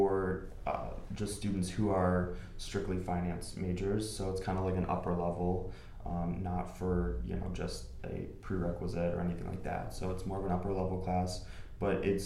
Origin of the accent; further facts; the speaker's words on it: Dearborn, Michigan, United States; I'm born and raised in Dearborn, Michigan.